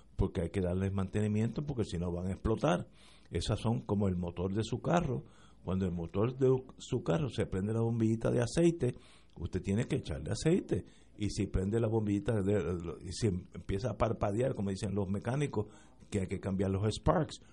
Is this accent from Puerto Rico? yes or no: yes; Puerto Rico; nosotros los puertorriqueños